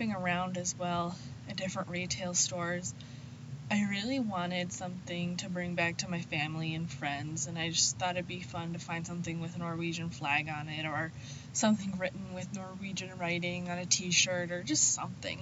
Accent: Midwest, United States; I'm from the Midwest

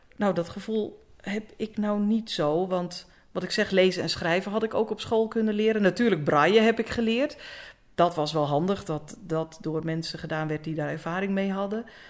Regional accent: Egmond aan de Hoef, North Holland, Netherlands; moved away as an adult; also born or lived in Apeldoorn; Ik ben geboren in Egmond. Egmond aan de Hoef.

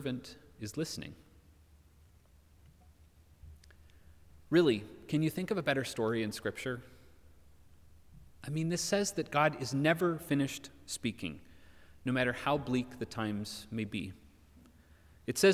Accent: United States; moved away; Americans like me

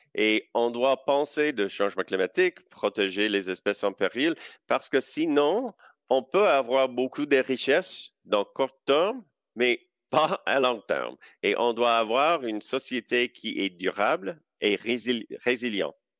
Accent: Saskatchewan, Canada; French is a second language; j'ai grandi en Saskatchewan

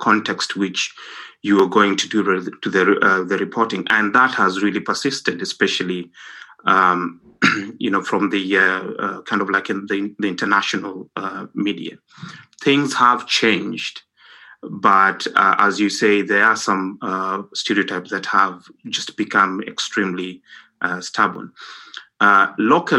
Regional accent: Kenya; now in London, United Kingdom; I'm a journalist, I'm Kenyan, and work for the BBC, and I'm based in London

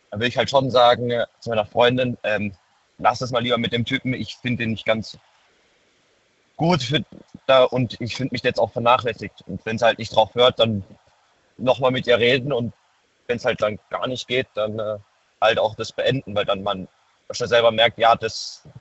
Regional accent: Baden-Württemberg, Germany; ich komme aus der Nähe Heidelberg, bin 19.

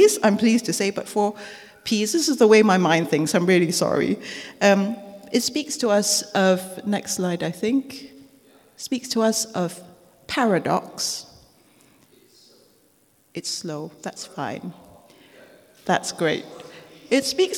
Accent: Singapore; now in United Kingdom; as a child growing up in Singapore.

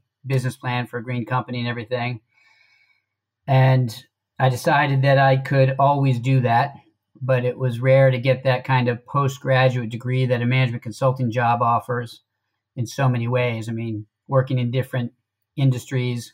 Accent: Washington, District of Columbia, United States; I'm from the D.C. metro area. Went to high school in D.C.

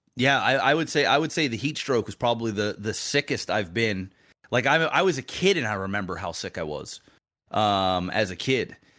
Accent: Nova Scotia, Canada; I'm fucking from Nova Scotia

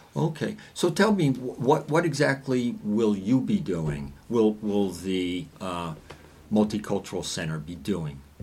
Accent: New Jersey, United States; I'm from New Jersey

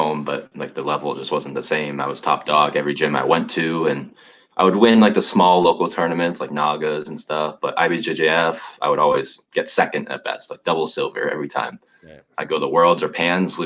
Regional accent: New Hampshire, United States; moved away as an adult; now in San Diego, United States; I'm from New Hampshire originally.

